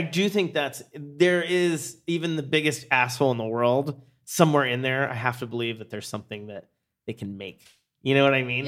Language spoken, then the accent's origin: English; Pennsylvania, United States; moved away; I grew up in Pennsylvania